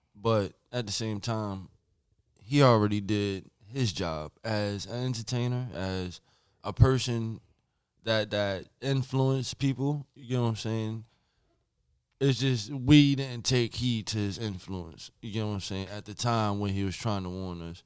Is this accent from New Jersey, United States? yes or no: yes; Linden, New Jersey, United States; my hometown, Linden, New Jersey